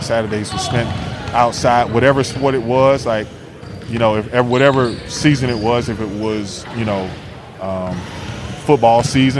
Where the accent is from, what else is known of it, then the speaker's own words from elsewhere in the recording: Tampa, Florida, United States; moved away as an adult; born in 79. So I grew up in Tampa, Florida.